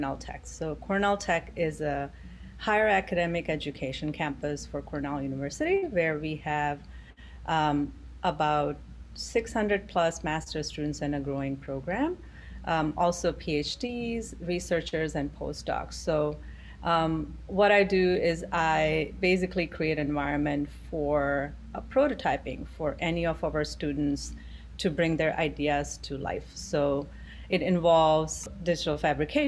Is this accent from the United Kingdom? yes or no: no; Gujarat, India; moved away as an adult; now in New York City, United States; my upbringing was in a state called Gujarat in India